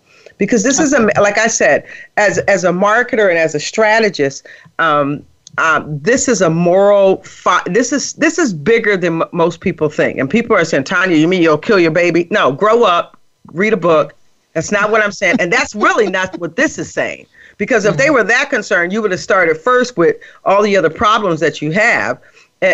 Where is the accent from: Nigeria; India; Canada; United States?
United States; Midwest; And so I was raised in the Midwest, and my mother's from Alabama.